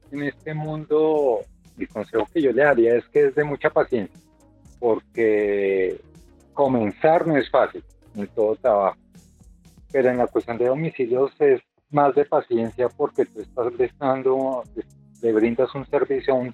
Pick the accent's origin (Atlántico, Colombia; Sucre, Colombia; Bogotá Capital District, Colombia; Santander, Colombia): Bogotá Capital District, Colombia; Bogotá; Bueno, yo soy de acá de Bogotá